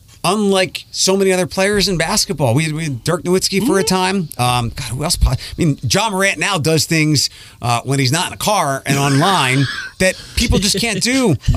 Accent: Philadelphia, Pennsylvania, United States; moved away; I grew up in Philadelphia.

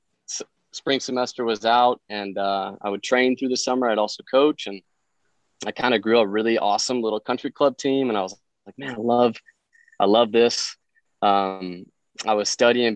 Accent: Denver, Colorado, United States; I'm from Denver, so I grew up in that area

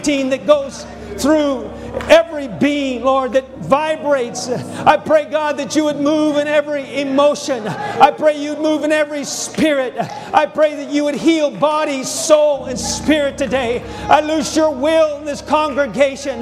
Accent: Montana, United States; moved away; also born or lived in Texas; I'm from Montana, but I spent 12 years in Texas

